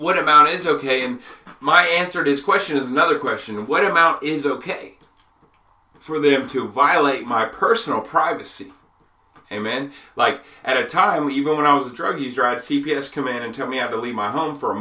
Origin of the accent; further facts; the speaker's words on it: United States; an American